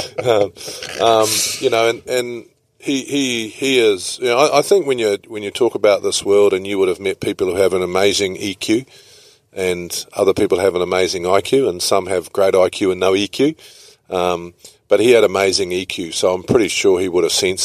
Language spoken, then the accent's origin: English; New Zealand; also born or lived in Italy; as a Kiwi